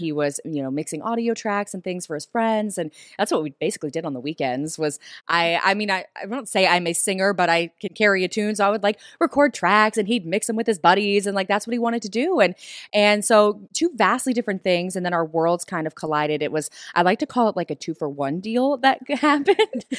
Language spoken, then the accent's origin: English; the South, United States; moved away as an adult; also born or lived in Los Angeles, California; I grew up in the South